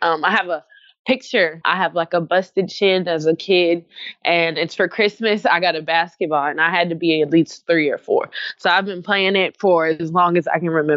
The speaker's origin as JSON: {"language": "English", "town": "Jacksonville", "region": "Arkansas", "country": "United States", "tie": "born or raised there", "said": "originally, I'm from Jacksonville, Arkansas. So there's a very diverse culture. I went to school on the Air Force Base. So you, you can imagine how diverse I grew up."}